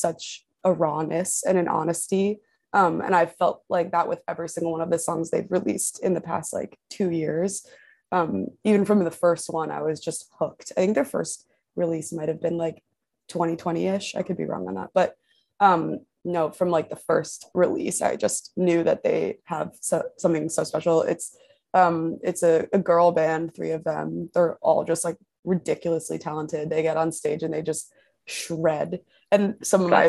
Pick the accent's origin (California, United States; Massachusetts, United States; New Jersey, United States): New Jersey, United States; Westfield; moved away as an adult; also born or lived in New York; now in Los Angeles, United States; I'm from Westfield, which is like a kind of like central northern suburb